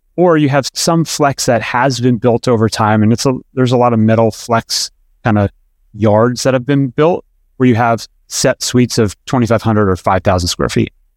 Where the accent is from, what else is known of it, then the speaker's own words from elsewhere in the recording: Pennsylvania, United States; now in Atlanta, United States; I grew up in Pennsylvania